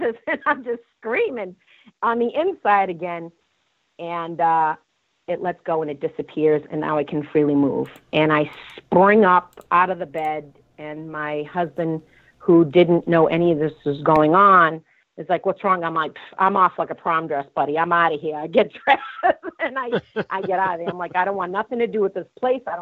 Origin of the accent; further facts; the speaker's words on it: Boston, Massachusetts, United States; I was born in Boston